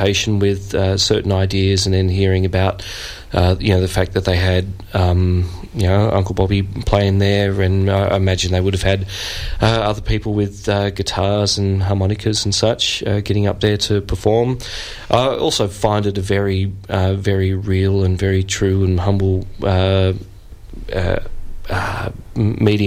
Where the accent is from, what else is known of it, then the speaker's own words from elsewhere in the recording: Sydney, New South Wales, Australia; moved away as an adult; now in Melbourne, Australia; I was born and raised in Sydney, so I've only been to Melbourne like the last 12 years